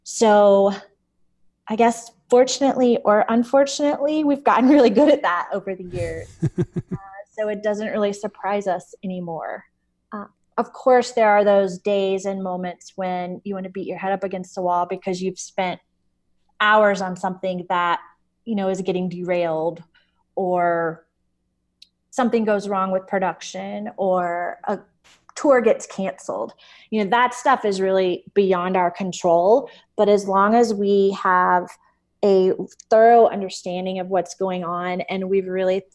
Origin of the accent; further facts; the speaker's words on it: the South, United States; Growing up in the South